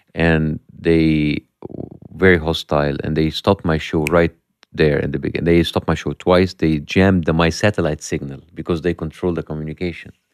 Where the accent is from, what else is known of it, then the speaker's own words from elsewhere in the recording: Egypt; English is a second language; moved away as an adult; from Egypt